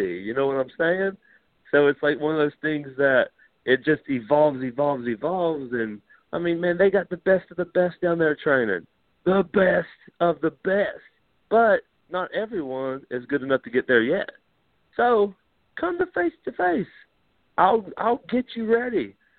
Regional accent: Deep South, United States; because I came from Deep South.

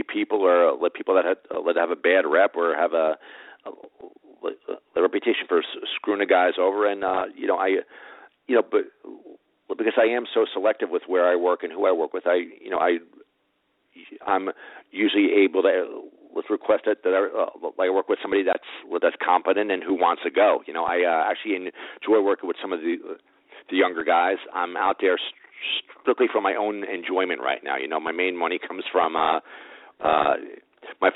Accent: Rutherford, New Jersey, United States; I grew up in Rutherford, New Jersey, so I'm kind of a hometown guy there.

